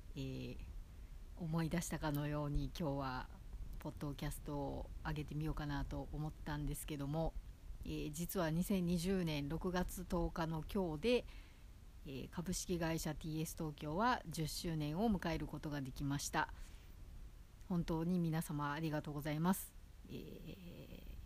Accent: Osaka, Japan; now in Tokyo, Japan; 元々こう、地元が大阪なんで

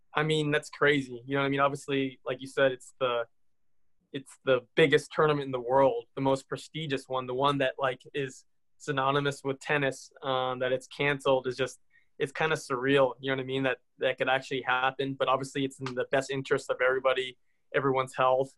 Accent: near Indianapolis, United States; I grew up near Indianapolis

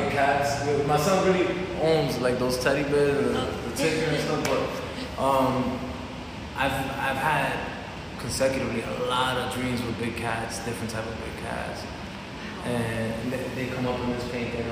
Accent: New York City, New York, United States; also born or lived in Dominican Republic; I'm from Queens. I'm from Corona, Queens

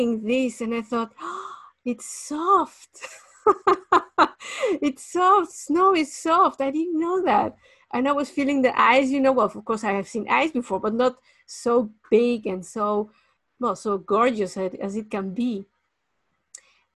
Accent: Mexico City, Mexico; moved away; I was born in Mexico City

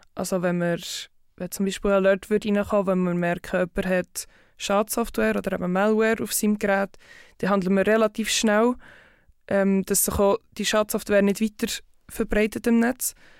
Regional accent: Bern area, Switzerland; also born or lived in Zurich; Ich komme aus Bern, Umgebung und arbeite im Moment in Zürich bei Group Security.

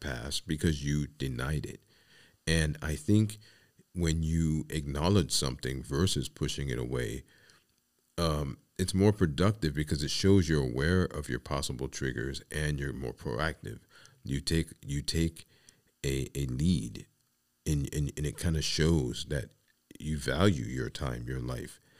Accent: New York City, New York, United States; I come from the Bronx, New York City, and it was kinda commonplace in the building that I lived

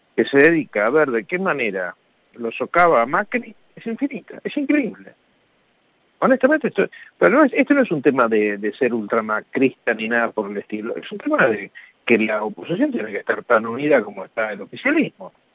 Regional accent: Argentina; somos argentinos

